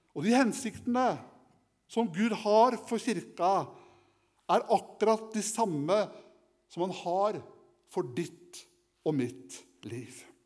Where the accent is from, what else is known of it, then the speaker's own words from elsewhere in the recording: Kragerø, Telemark, Norway; Som guttunge så hadde jeg kaniner eh, hjemme i Kragerø, i min hjemby.